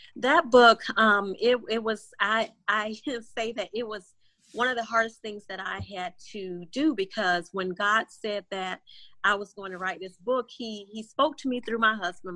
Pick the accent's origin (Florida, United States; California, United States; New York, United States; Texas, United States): Florida, United States; moved away as an adult; now in Houston, United States; born and raised in Florida